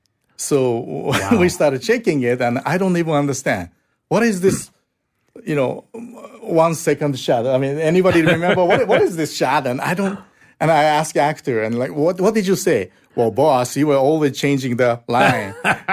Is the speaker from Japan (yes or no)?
yes; Osaka, Japan; So we had nowhere to go. So we went south to my hometown.